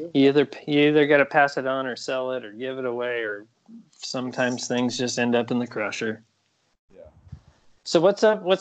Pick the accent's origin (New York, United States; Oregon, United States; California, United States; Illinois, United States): Oregon, United States; moved away; also born or lived in Portland, Oregon / Roseburg, Oregon; I grew up in Oregon, and like I was born in Portland area, and then I was a little kid like in the Roseburg area